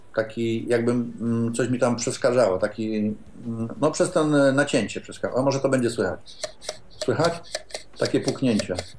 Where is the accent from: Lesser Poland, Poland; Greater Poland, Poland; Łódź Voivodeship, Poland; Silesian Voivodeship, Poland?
Greater Poland, Poland; Poznań; jestem z Poznania